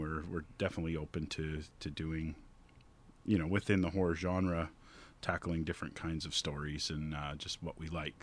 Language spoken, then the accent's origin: English; Collingwood, Ontario, Canada; I'm from Collingwood